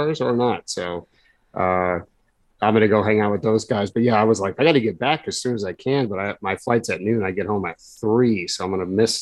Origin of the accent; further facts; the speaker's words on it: West Coast, United States; I grew up on the West Coast